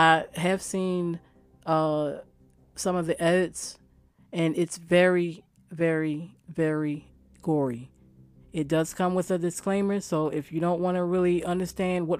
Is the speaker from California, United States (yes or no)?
no; Baltimore, Maryland, United States; I grew up in Baltimore